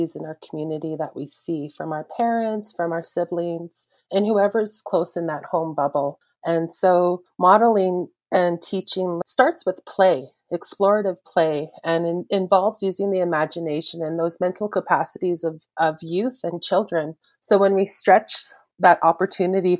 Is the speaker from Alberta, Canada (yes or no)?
yes; Maskwacis, Alberta, Canada; I'm from the Samson Cree Nation in Muscogee, Alberta